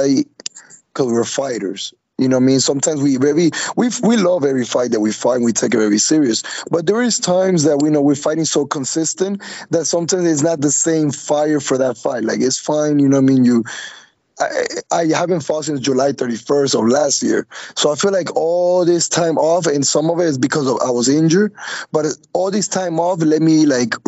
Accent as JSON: {"language": "English", "country": "Colombia", "tie": "born or raised there", "moved": "yes", "lives_now": "Miami, United States", "said": "when I got here to the United States, because I was raised in Colombia"}